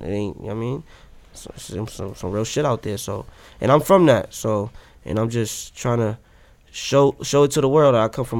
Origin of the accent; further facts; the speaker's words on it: Boston, Massachusetts, United States; I'm really from here. I'm really from Boston, Massachusetts, from Dorchester. I'm really from that.